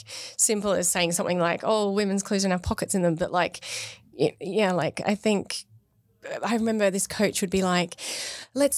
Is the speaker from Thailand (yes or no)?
no; Australia; now in United Kingdom; I'm from Australia.